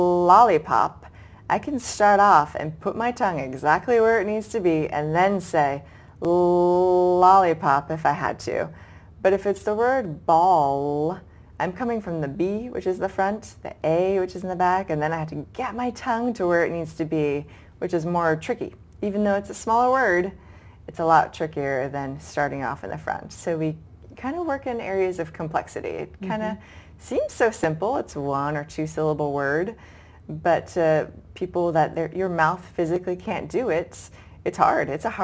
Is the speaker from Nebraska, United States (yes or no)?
no; Boston, Massachusetts, United States; And along the way, I was originally from Boston, and I went to graduate school in southern Georgia.